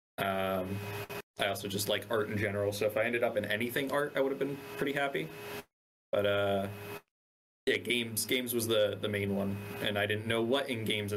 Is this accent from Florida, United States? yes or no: yes; Coral Springs, Florida, United States; I grew up in South Florida in a little like suburban town called Coral Springs